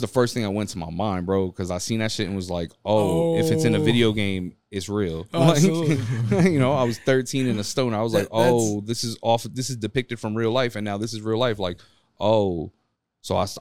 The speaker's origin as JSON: {"language": "English", "town": "New York City", "region": "New York", "country": "United States", "said": "I'm from Midtown Manhattan."}